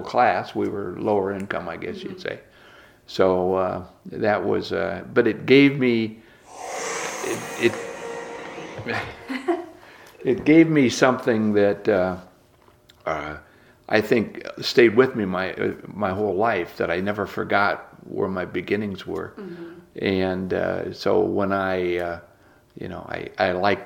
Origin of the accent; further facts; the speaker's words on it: Fort Wayne, Indiana, United States; I was born and raised right here in Fort Wayne